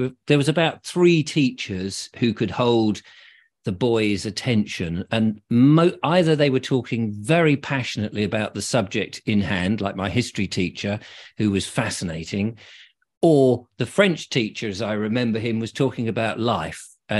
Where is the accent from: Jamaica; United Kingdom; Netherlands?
United Kingdom; Liss, South East England; born there; Well, I was born in Liss in Hampshire.